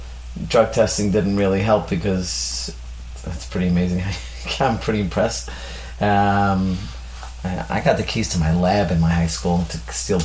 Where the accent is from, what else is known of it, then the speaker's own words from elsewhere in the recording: Brooklyn, New York, United States; Because I came from Brooklyn.